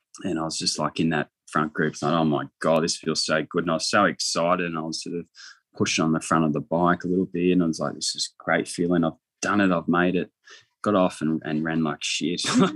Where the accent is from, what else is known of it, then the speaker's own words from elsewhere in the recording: Wagga Wagga, New South Wales, Australia; moved away; also born or lived in Jindabyne / Gold Coast; I was from Wagga, and there was no indoor pool in Wagga